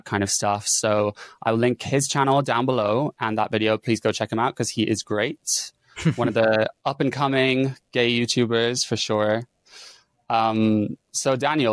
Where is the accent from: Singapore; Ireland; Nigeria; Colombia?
Ireland; now in London, United Kingdom; I'm a gay man based in London. I'm from Ireland